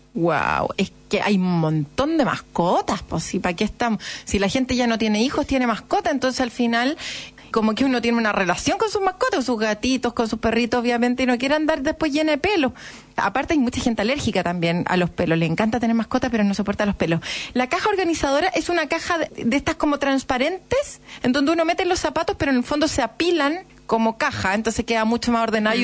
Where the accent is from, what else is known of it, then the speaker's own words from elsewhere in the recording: Chile; somos los chilenos